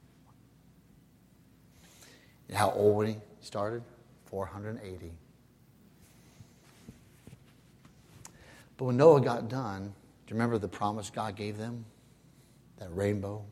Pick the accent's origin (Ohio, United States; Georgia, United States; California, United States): Ohio, United States; moved away; my home state of Ohio